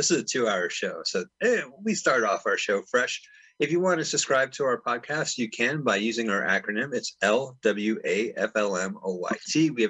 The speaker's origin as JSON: {"language": "English", "town": "San Francisco", "region": "California", "country": "United States", "tie": "born or raised there", "said": "Oh, yes. Well, you know, back in my hometown of San Fran."}